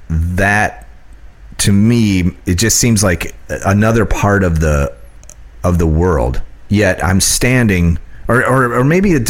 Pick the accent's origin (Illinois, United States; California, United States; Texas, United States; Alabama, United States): Illinois, United States; moved away; I grew up in Illinois